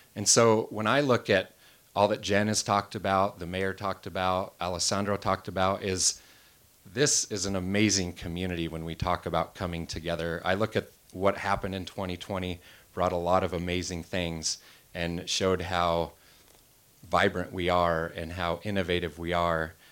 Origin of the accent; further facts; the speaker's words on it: Wenatchee, Washington, United States; also born or lived in Seattle; I moved out of Wenatchee, went off to college, eventually got married, and I was working as a wildland firefighter and land manager and really enjoying my hometown again, moved back home